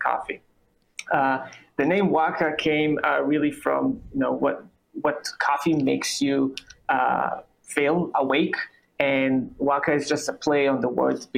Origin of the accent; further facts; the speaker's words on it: Israel; English is a second language; moved away as an adult; also born or lived in New York City; now in United States; I'm originally from Israel, as you can hear. I moved to the U.S. about 8 years ago